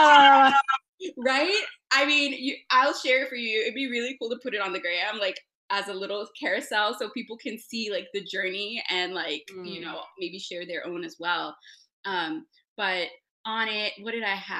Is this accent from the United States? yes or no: yes; Miami, Florida, United States; I am from Miami, Florida